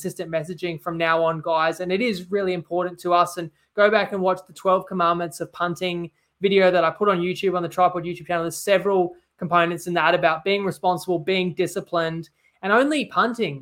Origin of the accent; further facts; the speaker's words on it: Queensland, Australia; I'm a Queenslander